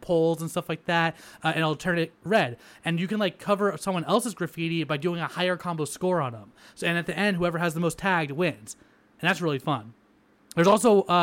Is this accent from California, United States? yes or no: yes; La Verne, California, United States; my hometown, Laverne